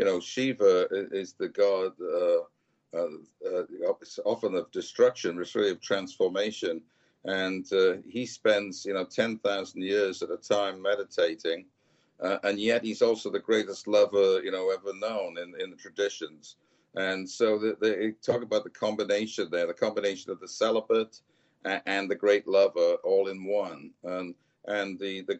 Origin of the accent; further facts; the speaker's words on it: Wales, United Kingdom; I'm from Wales